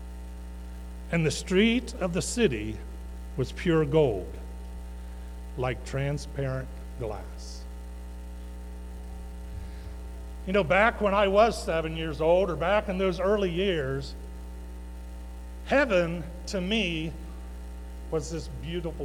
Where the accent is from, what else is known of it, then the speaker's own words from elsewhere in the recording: Westerville, Ohio, United States; when I was 7 years old, we moved here, Dad, Mom